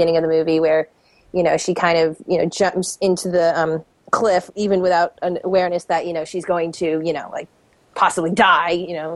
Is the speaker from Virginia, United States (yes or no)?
yes; Virginia, United States; I'm from Virginia